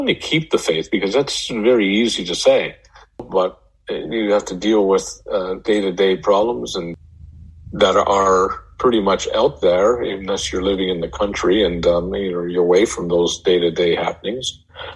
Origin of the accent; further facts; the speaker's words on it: Canada; moved away as an adult; also born or lived in Denver; I come from Canada. I'm not in Canada right now.